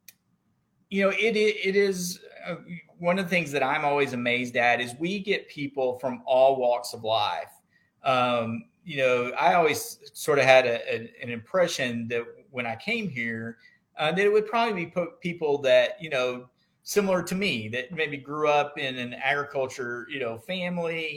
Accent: Deaf Smith County, Texas Panhandle, United States; growing up in Deaf Smith County, in the Texas Panhandle

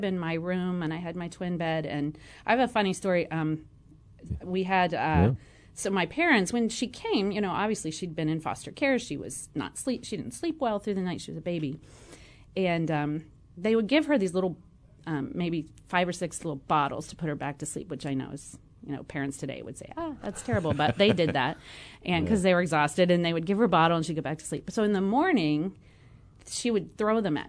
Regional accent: Morgantown, West Virginia, United States; also born or lived in Mahomet, Illinois; now in Champaign, United States; I grew up in Morgantown, West Virginia

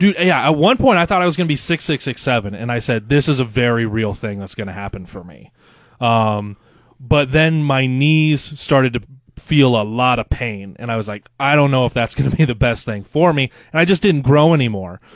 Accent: Loup City, Nebraska, United States; moved away as an adult; also born or lived in West Point, Nebraska / Dodge, Nebraska; now in Lincoln, United States; my dad got a new job, um, as a teacher out in Loop City that's in central Nebraska

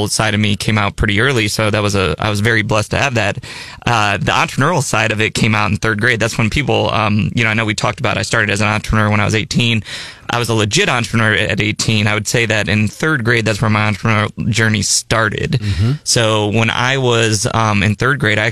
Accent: Peoria, Illinois, United States; now in Columbia, United States; I'm from Peoria, Illinois

